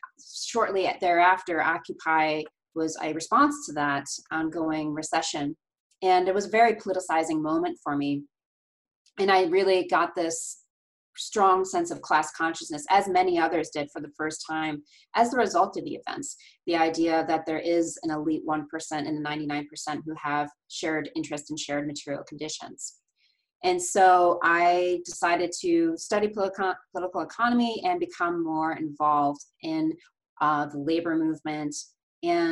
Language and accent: English; Baldwinsville, New York, United States; I grew up in Baldwinsville, New York, which is in central New York